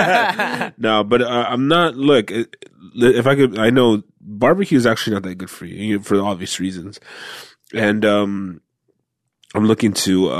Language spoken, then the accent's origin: English; Fresno, California, United States; moved away; also born or lived in South Central, Los Angeles; I grew up in Fresno